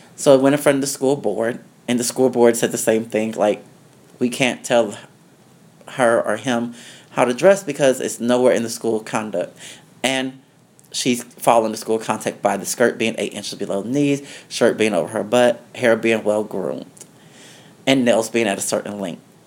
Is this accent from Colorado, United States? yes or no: yes; Denver, Colorado, United States; also born or lived in the South; now in New York City, United States; I was born in Denver, Colorado. Mm-hmm. Um, growing up in Denver, Colorado was okay.